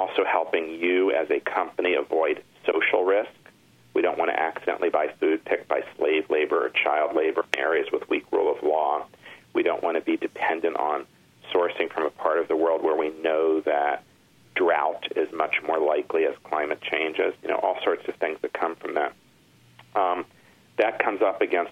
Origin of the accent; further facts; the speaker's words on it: Michigan, United States; moved away; I grew up in Michigan for a good part of my life